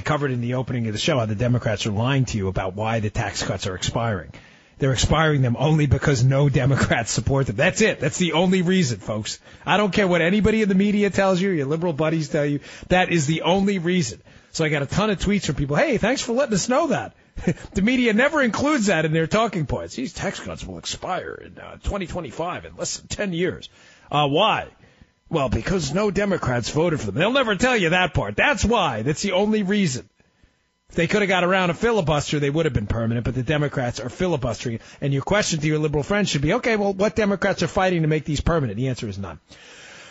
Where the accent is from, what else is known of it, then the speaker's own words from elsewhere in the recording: New York, United States; moved away as an adult; also born or lived in Maryland; now in Florida, United States; I grew up in New York, lived in Maryland for over a decade. Now I'm down in the great state